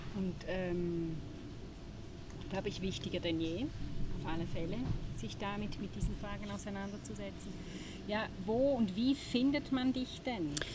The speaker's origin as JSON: {"language": "German", "country": "Switzerland", "said": "bei uns in der Schweiz"}